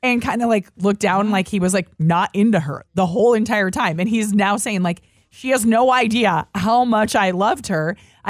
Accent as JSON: {"language": "English", "region": "Minnesota", "country": "United States", "tie": "born or raised there", "said": "because growing up in Minnesota, it was"}